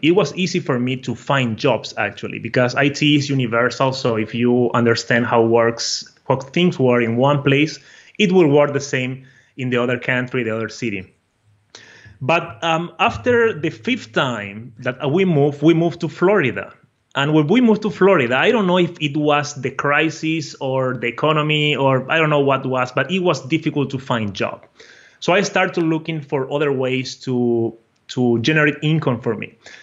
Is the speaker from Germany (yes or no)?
no; Brazil; accent: a mixture of Portuguese and Spanish; English is a second language; I am from Brazil originally. So my accent is uh, a mixture of Portuguese and Spanish, all and with English, you know.